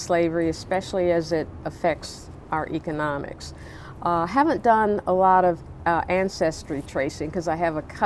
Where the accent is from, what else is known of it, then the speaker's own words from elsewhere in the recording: Nashville, Tennessee, United States; moved away as an adult; now in Baltimore, United States; Growing up in Nashville